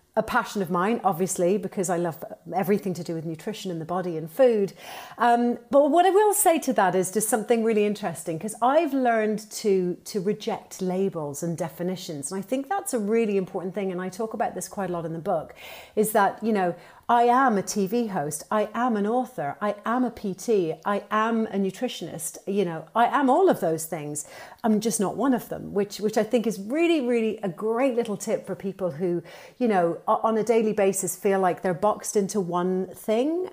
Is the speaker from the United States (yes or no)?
no; Ireland; now in London, United Kingdom; I am Irish, uh, by by trade. And, uh, and I suppose, you know, I've, I've been here for a very long time.